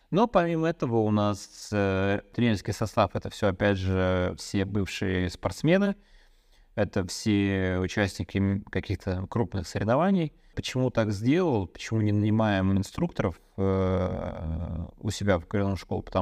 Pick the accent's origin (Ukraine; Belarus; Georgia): Belarus; Я как белорус просто спрашиваю.